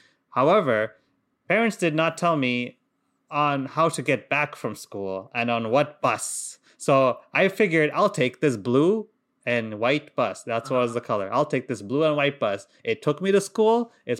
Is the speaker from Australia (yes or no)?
no; Qatar; because we grew up in Qatar, And in Qatar, it's Arab. It's an Arab country. So obviously, I didn't speak a word of Arabic.